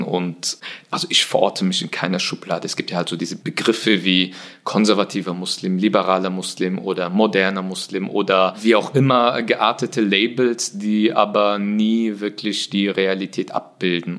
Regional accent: Germany; first language German; ich bin äh, hier geboren, hier aufgewachsen. Äh, Deutsch ist die Sprache, die ich am besten beherrsche. Sie ist meine Muttersprache in dem Sinne.

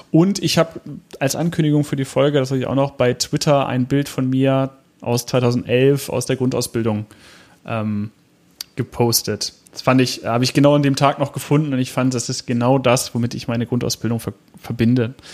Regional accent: Hanover, Lower Saxony, Germany; Oberbranddirektor A.D. Lange aus Hannover, also auch noch der Amtsleiter der Feuerwehr meiner Heimatstadt

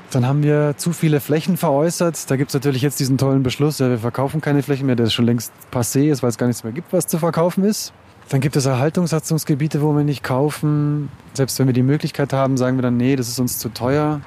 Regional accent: Munich, Bavaria, Germany; Also ich bin in Untergiesing geboren und aufgewachsen, in der Pilgersheimer Straße

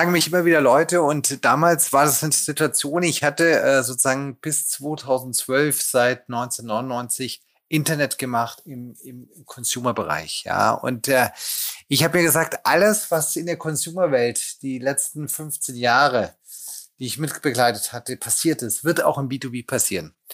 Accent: Lake Constance area, Germany; bin aufgewachsen in der Nähe des Bodensees

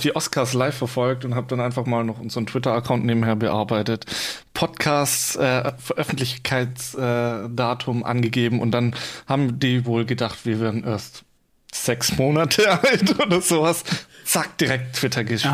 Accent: Swabia, near Stuttgart, Baden-Württemberg, Germany; now in Giessen, Germany; Ich komme eigentlich aus dem Schwabenland, ja. Also ähm, in der Nähe Stuttgart, beziehungsweise in, in so einem Kaff zwischen Stuttgart, Karlsruhe

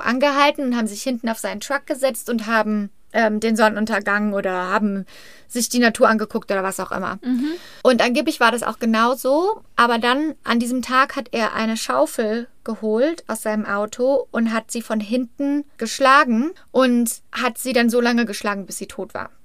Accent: Germany; now in United States; Ich bin ja Deutsche

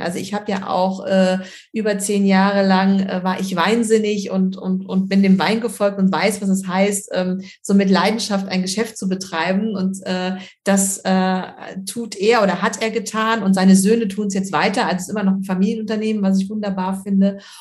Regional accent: Germany; hier bei uns in Deutschland

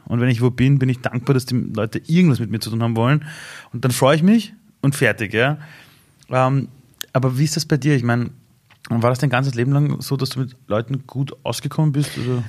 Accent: Iran; now in Austria; Ich komme aus dem Iran

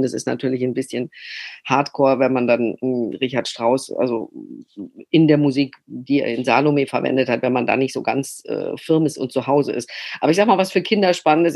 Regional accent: Freiburg, Baden-Württemberg, Germany; accent: Badisch; first language Badisch; moved away; also born or lived in Hamburg; aus Freiburg kommend spreche ich ja gebürtig Badisch

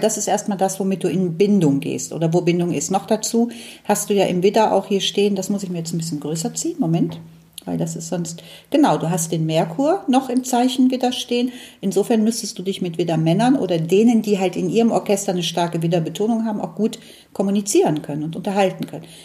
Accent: Cologne, North Rhine-Westphalia, Germany; ich bin ja in Köln aufgewachsen

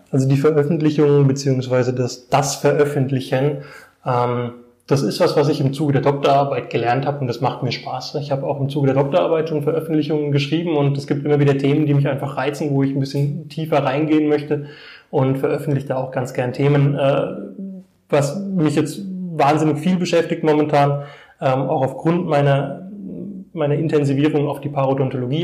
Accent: Bad Neustadt an der Saale, Bavaria, Germany; also born or lived in Erlenbach am Main / Hohenroth / Heidelberg; Ich komme aus Bad Neustadt, bin mit meinen Eltern im Alter von drei Jahren hierher gezogen, erst nach Hohenroth. Dann sind wir nach Bad Neustadt gezogen, bin hier zur Grundschule gegangen

